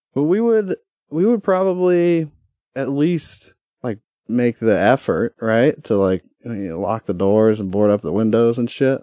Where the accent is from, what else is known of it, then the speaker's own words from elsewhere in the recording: United States; my God-given right as a American